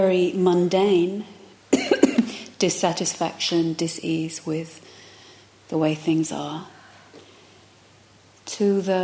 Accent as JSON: {"language": "English", "region": "London", "country": "United Kingdom", "moved": "yes", "said": "I come from London"}